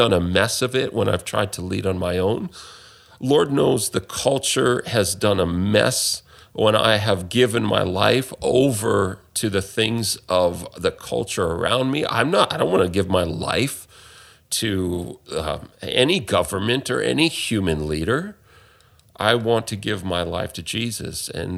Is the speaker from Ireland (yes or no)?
no; Canada; especially in the culture that I'm from, that I grew up in Canada, in the West